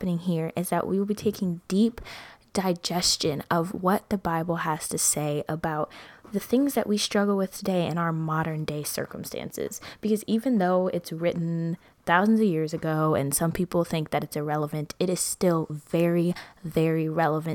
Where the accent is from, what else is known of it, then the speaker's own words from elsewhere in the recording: Midwest, United States; I'm from the Midwest